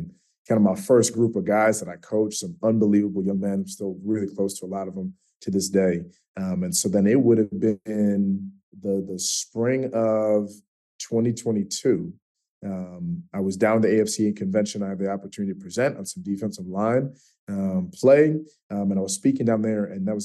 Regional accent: Chicago, Illinois, United States; moved away as an adult; also born or lived in Jackson, Mississippi / Wheaton, Illinois; now in Georgia, United States; So I'm from Chicago originally. I played my college ball. I went to a school in Mississippi, in Jackson, Mississippi, Belhaven University.

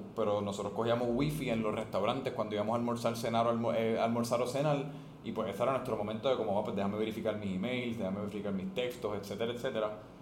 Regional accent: Puerto Rico; first language Spanish; yo soy boricua yo quiero volver a Puerto Rico

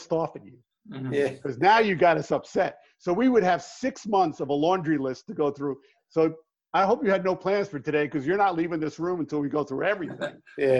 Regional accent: New York, United States; now in Phoenix, United States; I am from New York

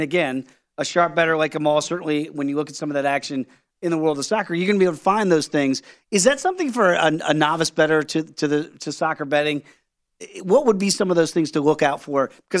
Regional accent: East Coast, United States; moved away as an adult; also born or lived in Washington, D.C.; now in Las Vegas, United States; being an East Coast kid, growing up on East Coast time, working in East Coast sports department for almost 20 years

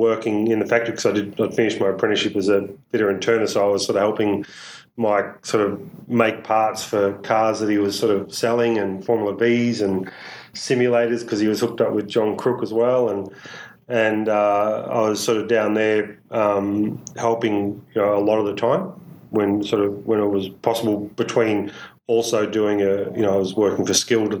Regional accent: Newborough, Victoria, Australia; we grew up in Latrobe Valley, so yep. Newborough

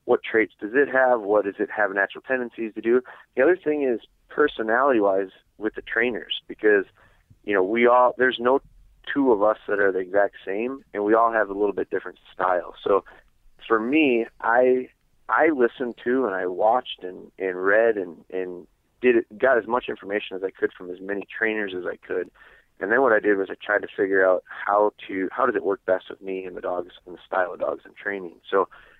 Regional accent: Wisconsin, United States; I'm from Wisconsin

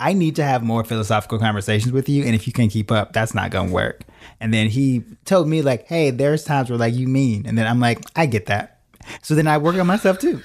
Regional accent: Chicago, Illinois, United States; moved away as an adult; also born or lived in New York / Los Angeles; born and raised in Chi Town

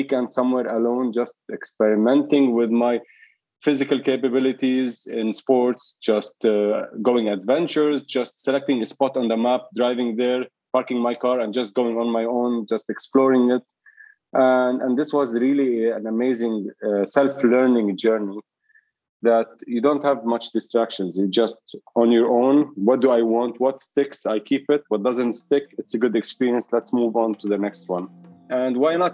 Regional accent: Zahle, Beqaa, Lebanon; moved away as an adult; also born or lived in Sydney, Australia; now in Dubai, United Arab Emirates; I'm from Lebanon, from Zahle, and it's like a city in the mountains, more like a big village or let's say a small city. And I lived there till I was like 17, 18, almost 99% of my time

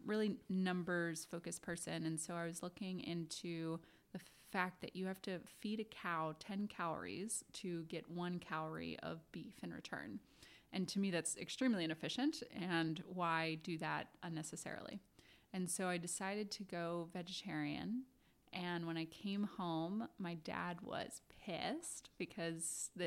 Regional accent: Washington, District of Columbia, United States; now in New York, United States; I grew up on Capitol Hill in DC

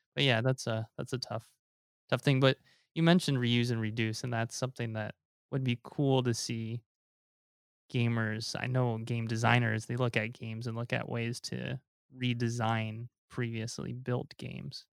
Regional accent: Omaha, Nebraska, United States; also born or lived in Taiwan / Korea; now in California, United States; growing up in Nebraska and now living in California

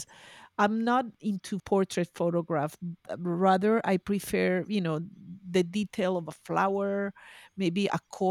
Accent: Venezuela; also born or lived in Boston; now in Spain; I'm originally from Venezuela. I studied in Boston. I moved to Spain.

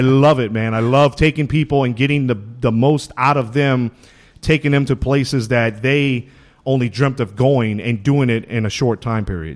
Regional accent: Louisiana, United States; moved away as an adult; growing up in Louisiana like I did

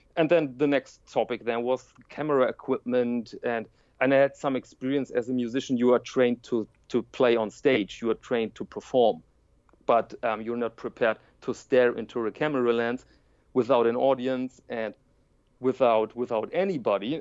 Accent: Germany; I'm from Germany

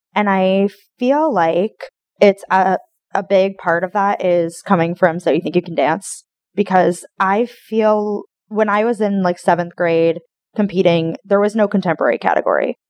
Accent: Westport, Connecticut, United States; now in Tallahassee, United States; I grew up in Westport, Connecticut, outside of New York City

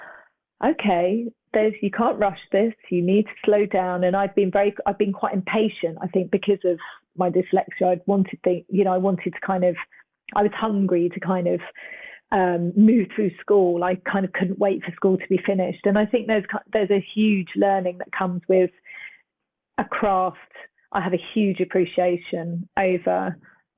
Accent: Cambridge, East of England, United Kingdom; I'm originally from Cambridge, which is a university town.

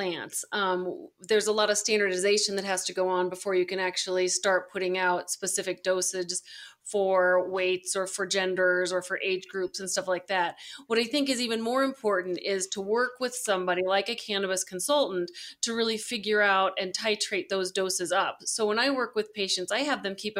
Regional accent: Colorado, United States; also born or lived in Arizona; I was born and raised here in Colorado, so I came home

